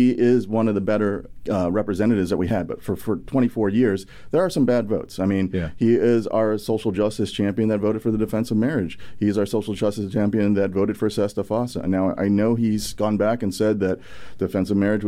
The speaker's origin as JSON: {"language": "English", "town": "St. Louis", "region": "Missouri", "country": "United States", "tie": "born or raised there", "also_born_or_lived": "South Korea", "said": "I grew up in working class St. Louis, next door to Ferguson."}